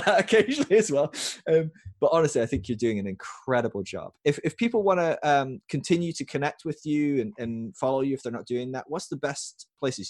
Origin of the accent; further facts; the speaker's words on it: United Kingdom; moved away as an adult; also born or lived in California; I was from the U K